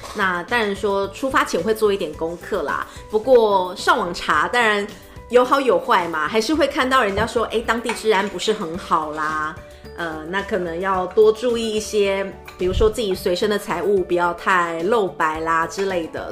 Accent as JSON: {"language": "Chinese", "country": "Taiwan", "said": "像是我们台湾人去那边"}